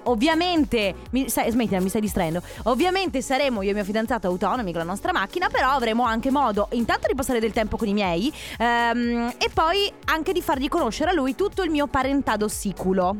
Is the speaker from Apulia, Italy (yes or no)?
no; Sicily, Italy; now in Veneto, Italy; io sono nata in Sicilia eh, e da tanti anni, oltre il Covid, saranno 4-5 anni che io non scendo giù a Catania